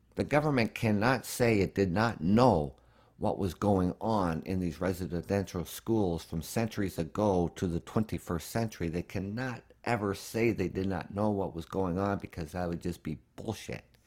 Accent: Canada; As a Canadian

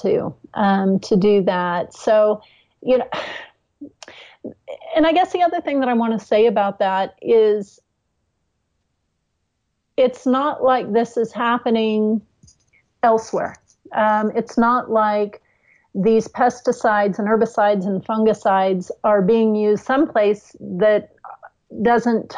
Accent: California, United States; I grew up in California, and I grew up in farming communities

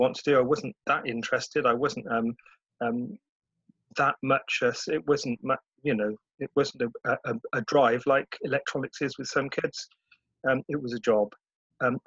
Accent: Cheltenham, South West England, United Kingdom; My childhood was pretty good in Cheltenham

